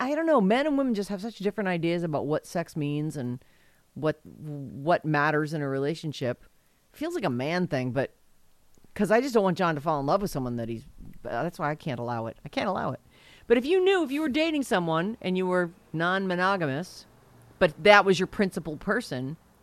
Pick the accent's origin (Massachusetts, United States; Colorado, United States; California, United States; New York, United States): Massachusetts, United States; I grew up in Massachusetts.